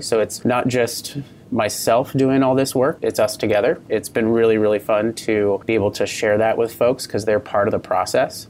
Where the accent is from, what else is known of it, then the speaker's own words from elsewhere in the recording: Port Angeles, Washington, United States; moved away as an adult; also born or lived in Midwest / Napa Valley, California; I grew up in Port Angeles, Washington, at the base of uh, the Olympic National Park